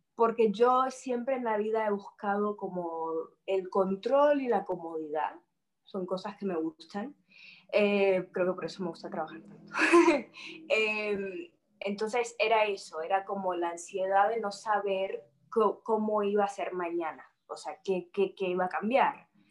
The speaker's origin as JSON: {"language": "Spanish", "town": "Miami", "region": "Florida", "country": "United States", "tie": "born or raised there", "also_born_or_lived": "Madrid, Spain"}